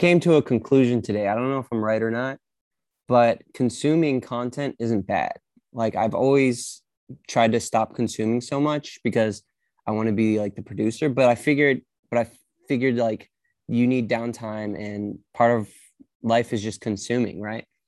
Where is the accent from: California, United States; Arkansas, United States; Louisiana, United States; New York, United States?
Arkansas, United States; moved away; I grew up in Arkansas